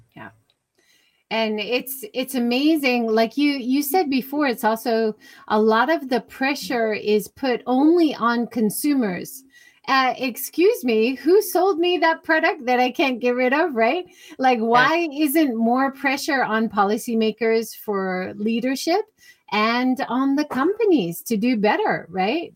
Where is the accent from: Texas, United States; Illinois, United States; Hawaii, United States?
Hawaii, United States; now in Japan; I grew up in Hawaii.